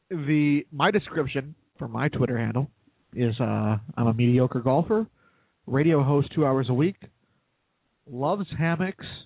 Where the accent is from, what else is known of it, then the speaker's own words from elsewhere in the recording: Richfield, Minnesota, United States; My hometown is Richfield, Minnesota.